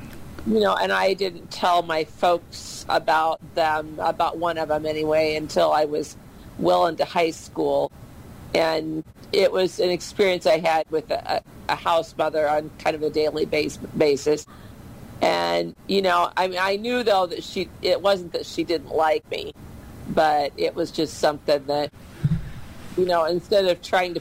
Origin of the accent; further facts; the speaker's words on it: Iowa, United States; I went to school at Vinton, Iowa